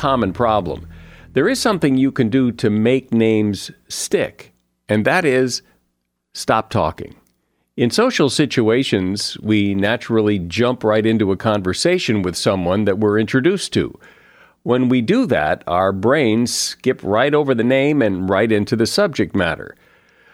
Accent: Connecticut, United States; I grew up in Connecticut

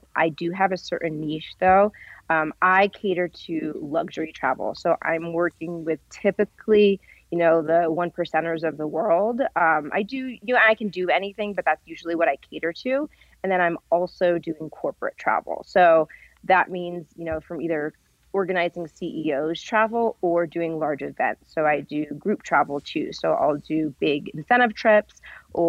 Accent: Rhode Island, United States; also born or lived in Vermont / California; now in Las Vegas, United States; I'm actually from New England. I'm from Rhode Island and grew up skiing in Vermont.

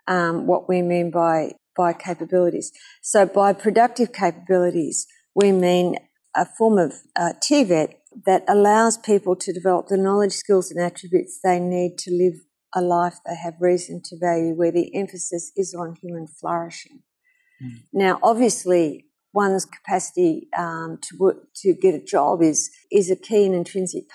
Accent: Australia; I am from Australia

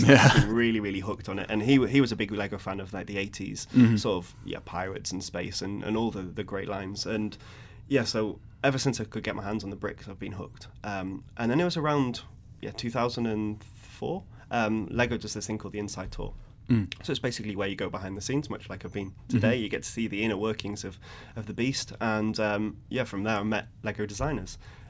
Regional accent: London, United Kingdom; moved away as an adult; now in Billund, Denmark; I came from London, so going from London to Billund, so a town of millions and millions and millions to like a small rural town of 3,000 people.

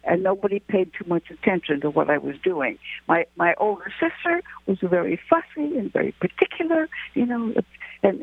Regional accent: Albert Lea, Minnesota, United States; moved away; I was brought up very much in the Midwest

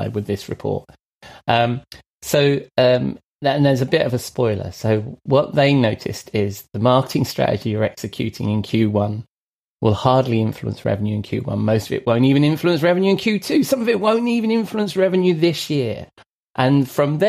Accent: London, United Kingdom; I was born in London, not very far from the ground.

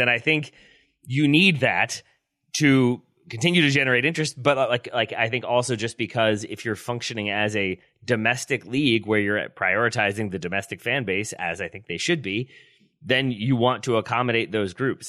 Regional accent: United States; as an American who's been to Germany twice

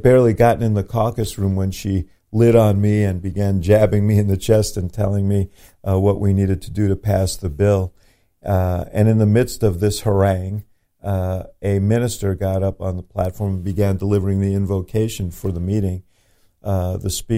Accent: New York City, New York, United States; moved away as an adult; also born or lived in Chicago; I'm a city guy. I grew up in New York City. I came to Chicago in the early 70s.

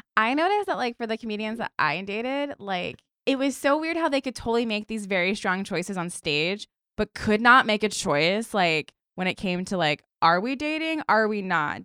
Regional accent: Stafford, Virginia, United States; I'm from Stafford, Virginia, which, like, also just, like, a weird place, but no beach

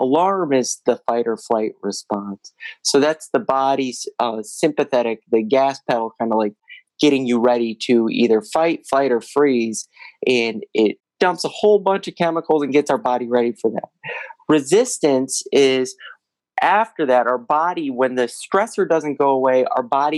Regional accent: Toledo, Ohio, United States; also born or lived in Missouri; now in Cleveland, United States; I grew up in Toledo, Ohio

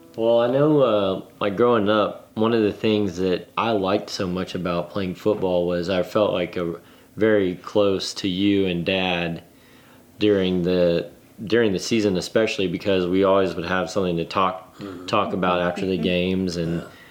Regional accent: Andrews, Texas, United States; our hometown of Andrews.

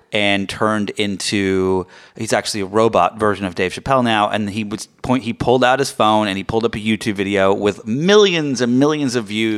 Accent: England, United Kingdom; now in United States; I grew up in England

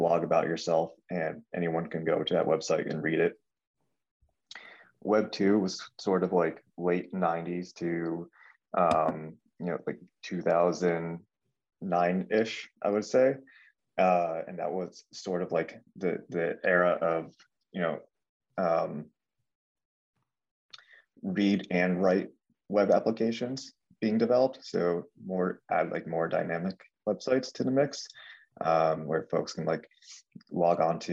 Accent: Connecticut, United States; also born or lived in California; I have lived in Connecticut basically my entire life, aside from 2 years I spent going to school in California.

